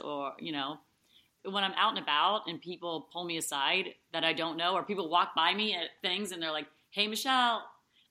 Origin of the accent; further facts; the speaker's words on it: Cincinnati, Ohio, United States; I was born and raised in Cincinnati